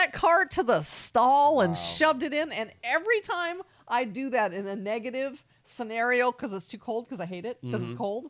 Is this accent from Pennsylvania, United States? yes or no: no; California, United States; moved away as an adult; now in Texas, United States; when I came to Texas, I'm a Californian